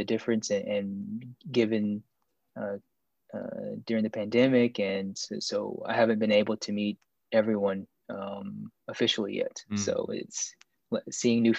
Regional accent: Pelham, Alabama, United States; also born or lived in Busan, South Korea; I grew up in Alabama, and I guess a relatively small town. It's called Pelham. It's just south of Birmingham

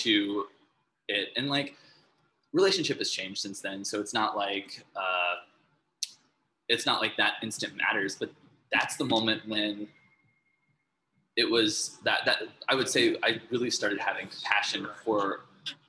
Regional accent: Midwest, United States; I grew up in the Midwest

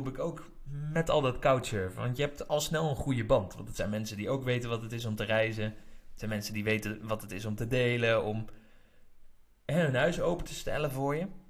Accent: Netherlands; ik uit Nederland kom

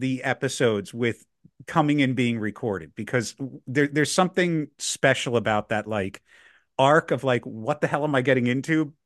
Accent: Philadelphia, Pennsylvania, United States; moved away as an adult; now in Washington, DC, United States; I'm originally from Philadelphia, but my whole family's down in the DC area.

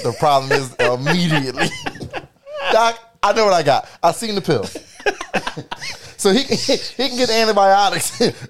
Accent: Blackwood, New Jersey, United States; I'm from Blackwood.

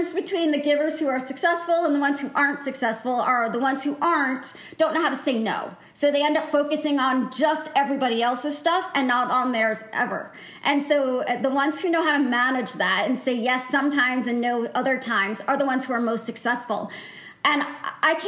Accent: New Hampshire, United States; I grew up in New Hampshire

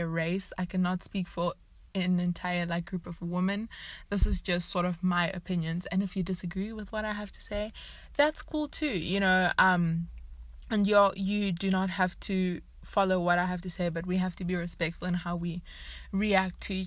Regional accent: South Africa; also born or lived in Zimbabwe; moved to South Africa

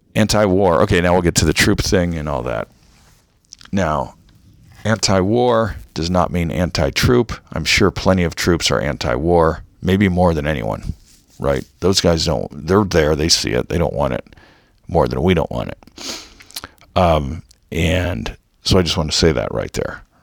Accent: United States; I'm American.

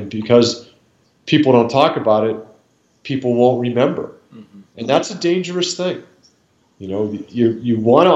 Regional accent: outside of Boston, Massachusetts, United States; moved away as an adult; now in Montana, United States; I grew up outside of Boston

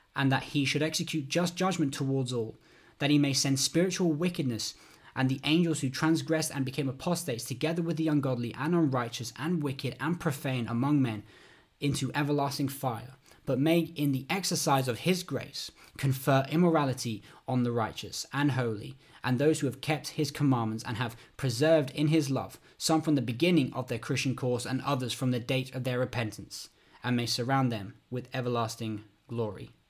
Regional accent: United Kingdom; also born or lived in London; I'm from the United Kingdom. I, I live in London

